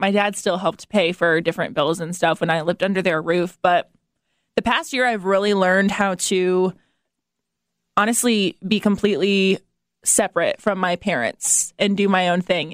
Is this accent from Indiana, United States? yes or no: yes; Fort Wayne, Indiana, United States; moved away as an adult; I grew up in Fort Wayne and I never moved anywhere else